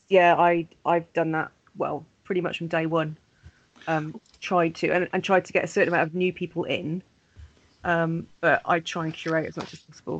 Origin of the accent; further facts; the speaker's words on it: Pontypridd, Wales, United Kingdom; Pontypridd a few years ago as well, which is my hometown